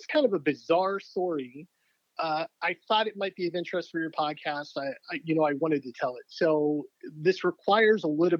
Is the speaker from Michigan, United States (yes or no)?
no; Pennsylvania, United States; I grew up in Western Pennsylvania. So I've done a pretty decent job in terms of covering up my accent. It comes out a little bit here and there.